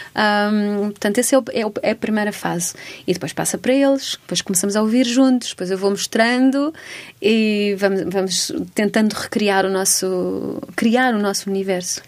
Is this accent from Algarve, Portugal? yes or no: no; Almeirim, Santarém District, Portugal; also born or lived in Amsterdam; now in Lisbon, Portugal; os meus pais estão lá e tenho uma casa lá e pronto, é óbvio que que há uma raiz forte ali e vou muitas vezes lá, portanto continua a ser a minha terra